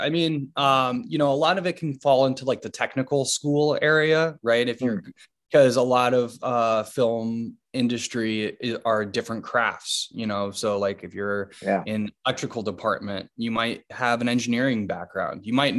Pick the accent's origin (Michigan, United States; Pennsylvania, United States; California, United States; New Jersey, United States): Michigan, United States; Marquette; moved away; Originally from Marquette, Michigan. I am the son of two documentary filmmakers, David Mitchell and Sharon Snyder. And growing up in Michigan